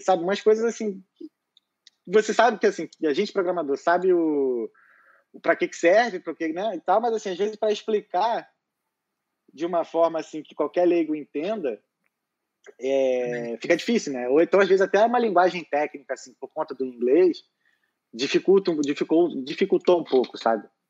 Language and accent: Portuguese; Rio de Janeiro, Brazil; moved away as an adult; now in Dublin, Ireland; eu sou carioca, tenho 32 anos